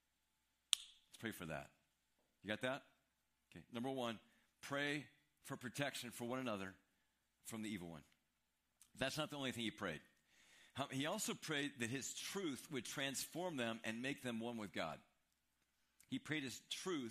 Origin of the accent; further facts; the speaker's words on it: Midwest, United States; moved away; We're from the Midwest.